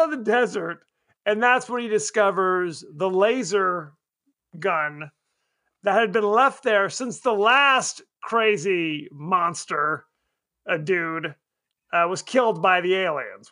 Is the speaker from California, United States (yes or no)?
yes; Palm Springs, California, United States; we grew up in Palm Springs